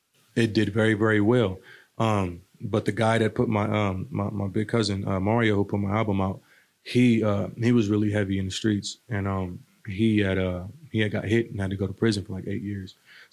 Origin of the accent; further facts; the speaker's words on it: Omaha, Nebraska, United States; also born or lived in Newport, United States / Maryland, United States / Pennsylvania, United States / Virginia, United States; I was born in Newport, Rhode Island. We moved around a lot. Had a lot of family here. So after being in like Maryland, after Rhode Island for a little while, Pennsylvania and Virginia, I believe, a couple other places, we came to Omaha.